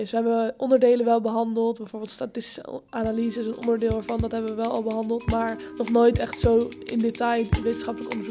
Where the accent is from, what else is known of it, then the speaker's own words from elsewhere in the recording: Amsterdam, North Holland, Netherlands; ik ben 19 jaar, eh, Ik kom ook uit Amsterdam